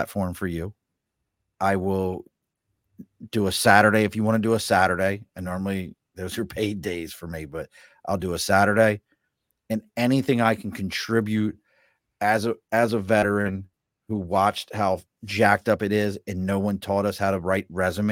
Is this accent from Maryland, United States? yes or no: yes; Baltimore, Maryland, United States; moved away; also born or lived in Saratoga, New York; I'm not from New York, from Baltimore